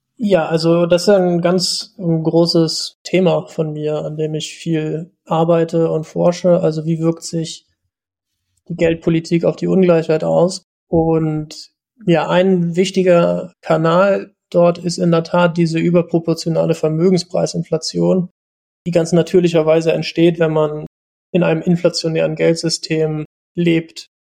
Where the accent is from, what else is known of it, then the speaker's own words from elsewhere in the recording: East Germany, Germany; ich bin 88 geboren in der DDR noch